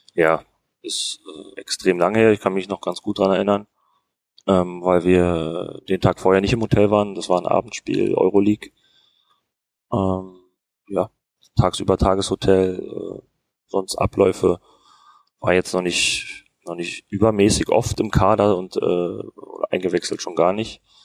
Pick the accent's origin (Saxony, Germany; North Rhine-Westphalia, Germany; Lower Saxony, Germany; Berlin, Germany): Berlin, Germany; moved away as an adult; also born or lived in Fürth; Ich bin in, in Hohenschönhausen aufgewachsen